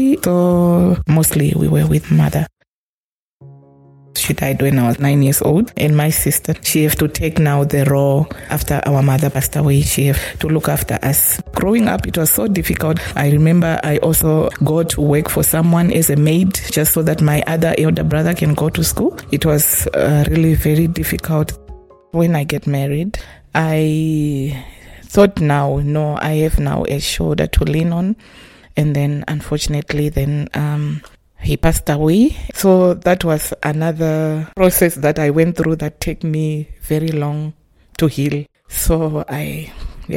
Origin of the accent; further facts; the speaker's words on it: Manicaland, Zimbabwe; moved away as an adult; now in Windhoek, Namibia; I was born and raised in Zimbabwe. I grew up in the Manicaland province of Zimbabwe